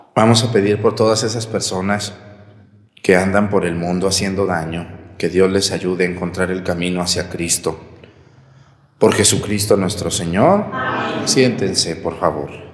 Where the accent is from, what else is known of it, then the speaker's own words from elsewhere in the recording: Mexticacán, Jalisco, Mexico; mi pueblo es Mesticacán